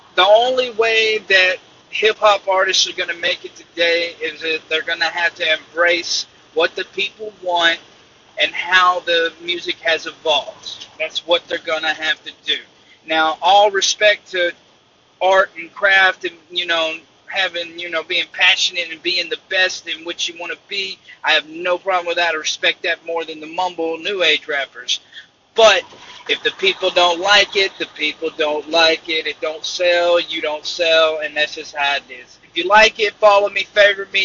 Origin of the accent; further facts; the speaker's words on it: Iuka, Mississippi, United States; I'm from Iuka, Mississippi, small town of 10,000 people